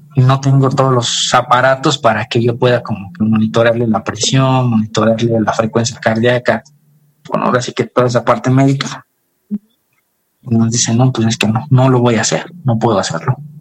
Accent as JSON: {"language": "Spanish", "town": "Tonalapa", "region": "Guerrero", "country": "Mexico", "said": "nosotros somos del estado de Guerrero, de un pueblito"}